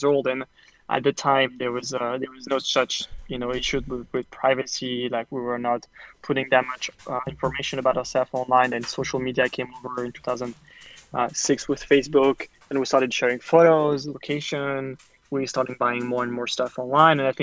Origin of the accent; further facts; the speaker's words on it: France; moved away as an adult; now in New York, United States; I grew up in France and I moved to the US